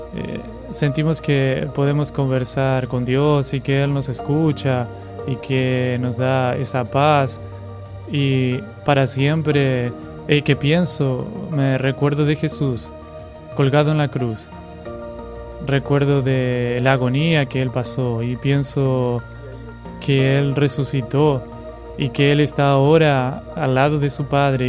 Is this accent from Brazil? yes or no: yes; Mato Grosso do Sul, Brazil; moved away as an adult; also born or lived in Pernambuco; yo soy natural de Mato Grosso